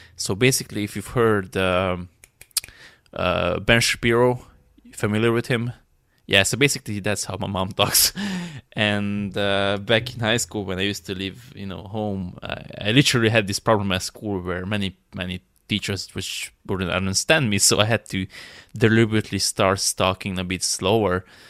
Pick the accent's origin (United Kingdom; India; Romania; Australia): Romania; I'm from Romania